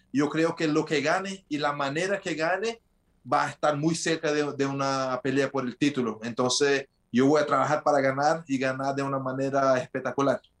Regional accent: Brasília, Federal District, Brazil; Spanish is a second language; also born or lived in New Jersey, United States; yo nací en Estados Unidos, entonces en New Jersey, por eso también aprendí el, inglés de chico. Y me vine para Brasil cuando tenía de 6 para 7 años y crecí acá en Brasil

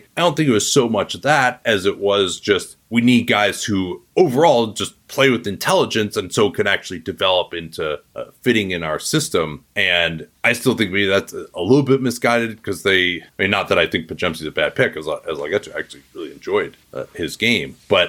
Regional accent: Midwest, United States; say that as a Midwesterner.

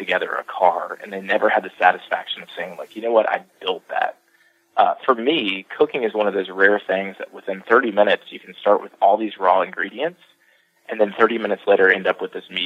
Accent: the South, United States; being born and raised in the South

